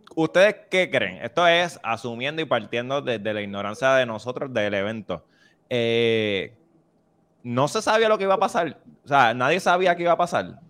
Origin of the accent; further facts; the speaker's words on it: Toa Alta, Puerto Rico; yo soy de Tobalta